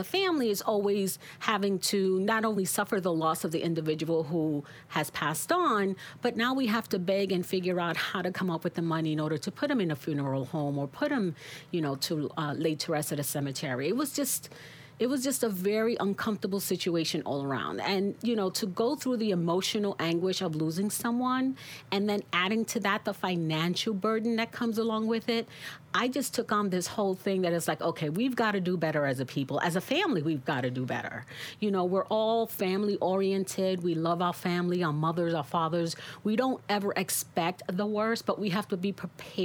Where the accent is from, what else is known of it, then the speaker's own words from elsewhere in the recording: New York City, New York, United States; born and raised right here in Brooklyn.